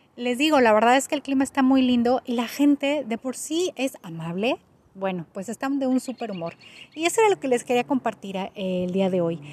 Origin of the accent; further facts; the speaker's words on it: Mexico; moved away as an adult; now in Canada; yo soy de México